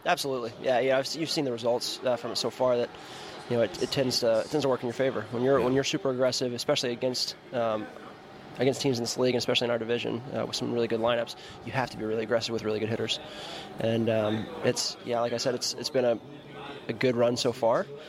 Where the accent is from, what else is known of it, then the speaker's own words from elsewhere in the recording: United States; as an American